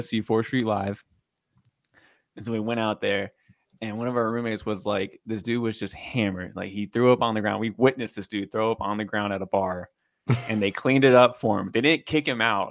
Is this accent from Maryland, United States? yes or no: yes; Maryland, United States; moved away as an adult; now in Louisville, United States; I'm from Maryland